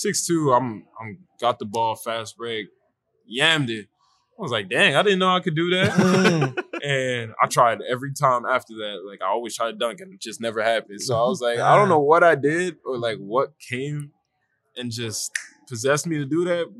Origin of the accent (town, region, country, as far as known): Canada; born or raised there; moved away as an adult; also born or lived in South Africa; now in Chicago, United States